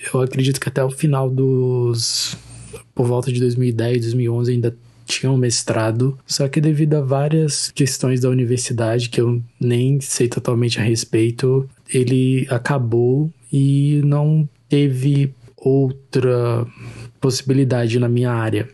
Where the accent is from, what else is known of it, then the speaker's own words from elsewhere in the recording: Rio Branco, Acre, Brazil; Nós somos de Rio Branco, então, do estado do Acre